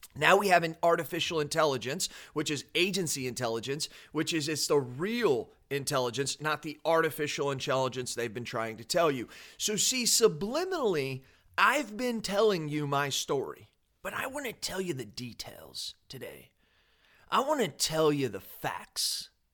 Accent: United States; as an American

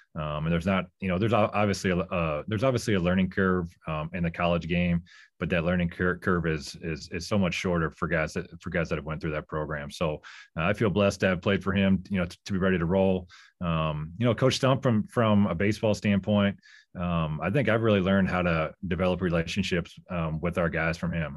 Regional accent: North Liberty, Iowa, United States; moved away as an adult; now in Duluth, United States; I grew up in North Liberty. Uh, I was one of the original North Libertians.

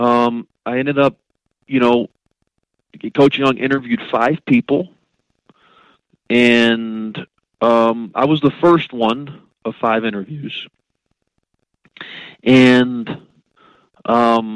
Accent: Tennessee, United States; I grew up in Tennessee

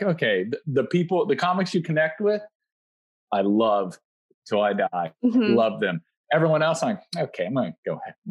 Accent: Florence, Kentucky, United States; My hometown has a water tower. It's Florence, Kentucky.

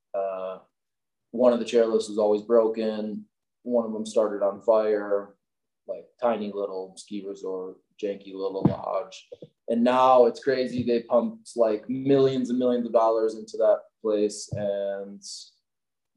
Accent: Milwaukee, Wisconsin, United States; moved away as an adult; now in Salt Lake City, United States; I grew up in Milwaukee, Wisconsin

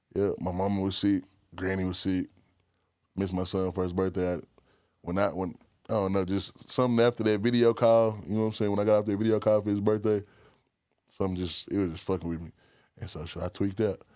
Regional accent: Texas, United States; I'm from Texas

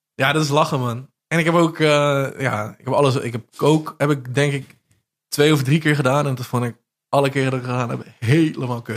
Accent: Zevenbergen, North Brabant, Netherlands; accent: Brabants; wij spreken in, uh, in Zevenbergen

